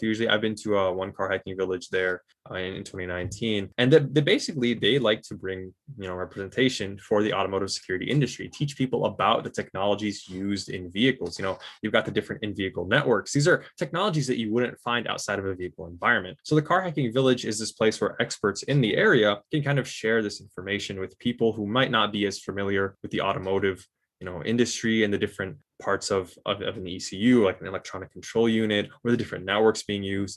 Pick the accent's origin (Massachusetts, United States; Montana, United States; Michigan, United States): Michigan, United States; I was born and raised in Michigan